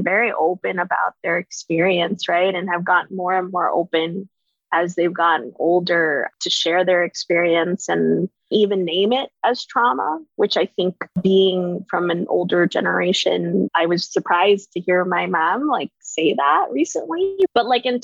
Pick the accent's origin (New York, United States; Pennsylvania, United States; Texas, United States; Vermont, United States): Texas, United States; Katy; I grew up in Katy, Texas